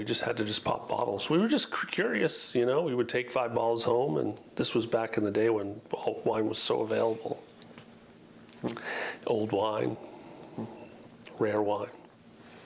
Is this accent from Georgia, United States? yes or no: no; Leominster, Massachusetts, United States; moved away as an adult; also born or lived in New York; now in Oregon, United States; I was born in Leominster, Massachusetts, plastic city of the world.